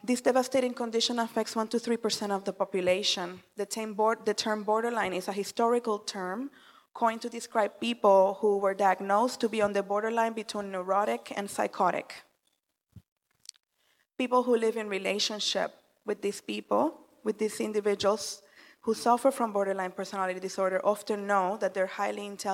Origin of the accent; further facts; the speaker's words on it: Puerto Rico; moved away; I was born and raised in the Caribbean island of Puerto Rico